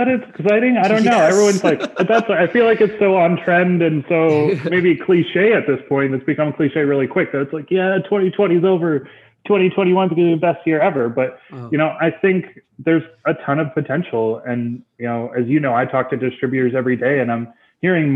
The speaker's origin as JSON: {"language": "English", "area": "about an hour north of Toronto", "region": "Ontario", "country": "Canada", "tie": "born or raised there", "said": "I moved about an hour north of Toronto. So I moved back to my hometown"}